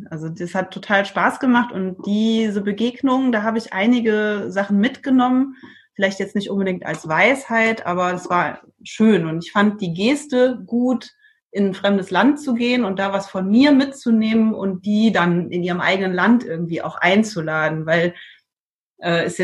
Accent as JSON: {"language": "German", "town": "Trier", "region": "Rhineland-Palatinate", "country": "Germany", "lives_now": "Iceland", "said": "Und zwar habe ich von meiner Heimat, ich komme aus dem Raum Trier und da ist ja viel Wein. Mhm. Bin auch als Kind in der Weinlese mitgegangen."}